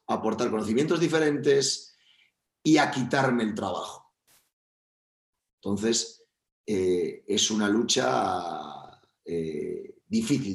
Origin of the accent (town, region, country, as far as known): Spain; also born or lived in Valencia